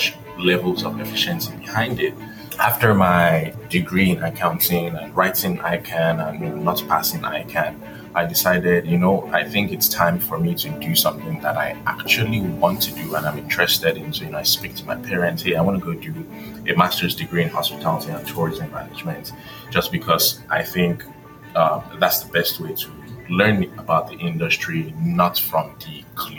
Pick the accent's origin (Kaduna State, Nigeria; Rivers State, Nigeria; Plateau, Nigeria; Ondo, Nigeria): Ondo, Nigeria; Akure; moved away as an adult; also born or lived in Lagos, Nigeria / Ogun State, Nigeria; now in United States; my dad got transferred from Lagos to Akure, Ondo State. So, you know, I lived there, went to primary school in Akure